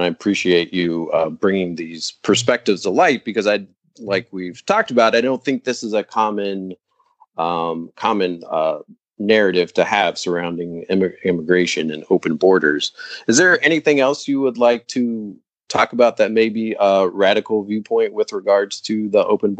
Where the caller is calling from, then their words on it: Bronx, New York, United States; I'm speaking from the Bronx, where we do have a lot of immigrants, and so I think this is kind of an issue that's close to home here.